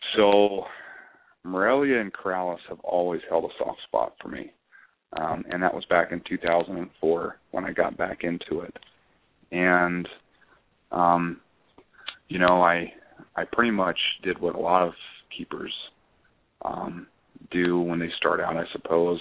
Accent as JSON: {"language": "English", "town": "Jacksonville", "region": "Florida", "country": "United States", "tie": "born or raised there", "moved": "as an adult", "lives_now": "Sacramento, United States", "said": "I grew up in in Florida. I'm a Florida native."}